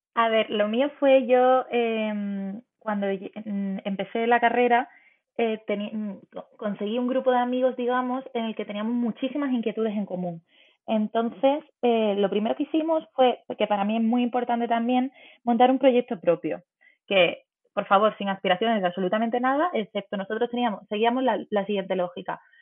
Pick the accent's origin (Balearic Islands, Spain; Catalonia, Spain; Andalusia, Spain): Andalusia, Spain; Málaga; yo me quedé en mi ciudad, soy de Málaga